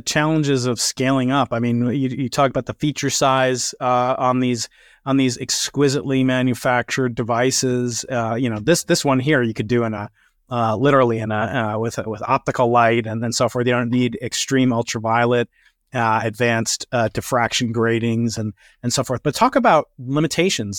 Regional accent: United States; I'm American

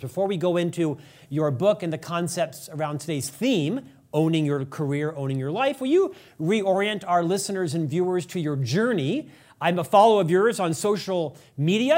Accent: Orlando, Florida, United States; my hometown in Central Florida. Orlando

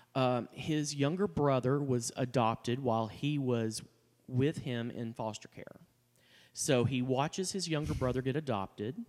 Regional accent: Texas, United States; growing up, I, you know, I mean, I'm from Texas.

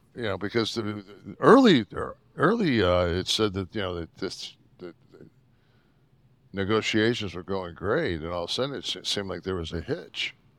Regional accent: Detroit, Michigan, United States; I grew up in Detroit.

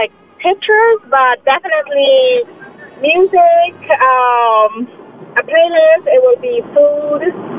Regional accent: Venezuela; moved away; I'm from Venezuela.

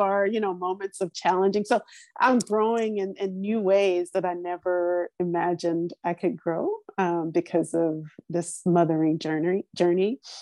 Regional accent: Louisiana, United States; moved away as an adult; also born or lived in New Orleans, Louisiana; now in Los Angeles, United States; I grew up, I was born in Louisiana. I grew up there. I didn't leave to live until I was 30

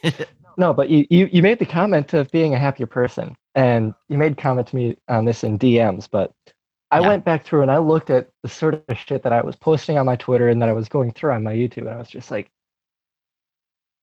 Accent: Wisconsin, United States; I am from Wisconsin

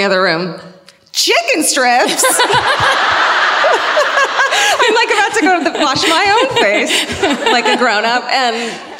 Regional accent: California, United States; We're from California.

